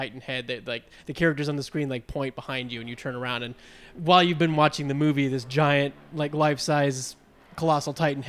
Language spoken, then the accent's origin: English; Georgia, United States; I grew up in Georgia and, like, normally would go to the Orlando one.